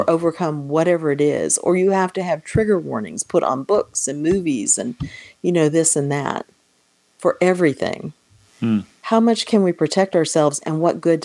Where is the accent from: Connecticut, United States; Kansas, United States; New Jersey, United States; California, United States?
Kansas, United States; moved away; Growing up in Kansas